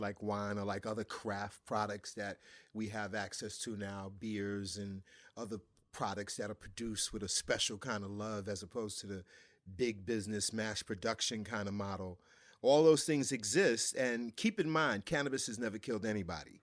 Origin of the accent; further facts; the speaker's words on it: New York, United States; growing up in New York